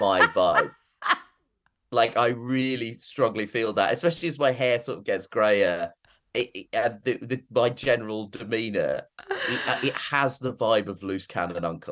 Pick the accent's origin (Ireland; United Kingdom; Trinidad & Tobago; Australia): United Kingdom; I am British and was born in Britain